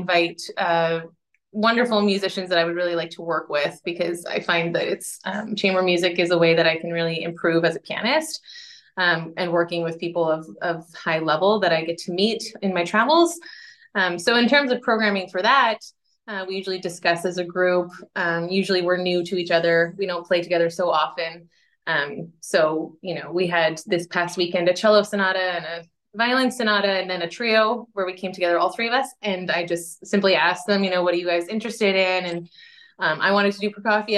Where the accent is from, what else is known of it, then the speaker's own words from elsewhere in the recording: Canada; moved away as an adult; now in Netherlands; I live in the Netherlands, and I'm Canadian